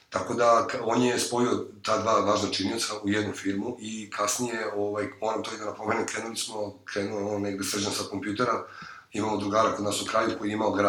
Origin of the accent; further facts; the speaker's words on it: Belgrade, Serbia; mi smo inače sa Voždovca, tamo smo rođeni